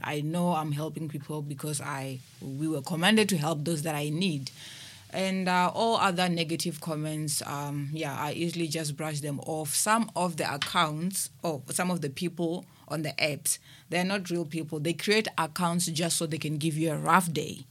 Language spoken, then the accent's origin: English; Limpopo, South Africa; moved away as an adult; now in Cape Town, South Africa; I was born in Limpopo, and, um, I've moved here to Cape Town, uh, three years ago